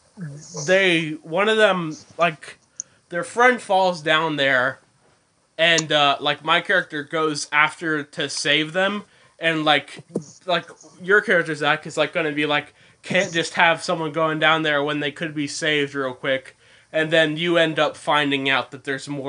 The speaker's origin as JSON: {"language": "English", "town": "Boonsboro", "country": "United States", "tie": "born or raised there", "moved": "yes", "said": "my hometown at Boonesboro"}